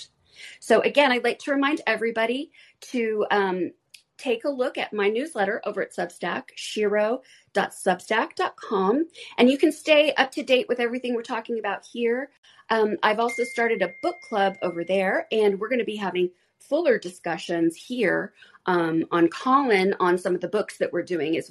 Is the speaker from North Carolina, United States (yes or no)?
no; Arizona, United States; I was raised in Arizona